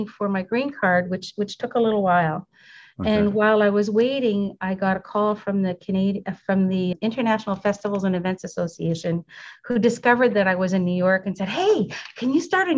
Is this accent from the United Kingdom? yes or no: no; Canada; moved away as an adult; now in United States; I'm a Canadian citizen who recently applied for my U.S. citizenship